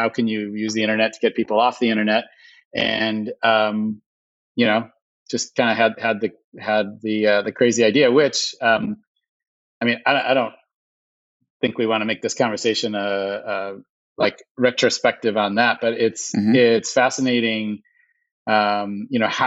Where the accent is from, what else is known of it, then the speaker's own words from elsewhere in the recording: Illinois, United States; moved away as an adult; also born or lived in Iowa; now in New York, United States; I grew up in Illinois, went to school in Iowa, came to New York, was in New York for a bunch of years